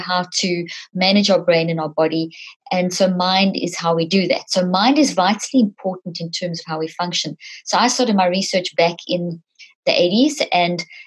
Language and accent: English; South Africa; moved away; also born or lived in Zimbabwe; I was born in Zimbabwe, grew up in South Africa.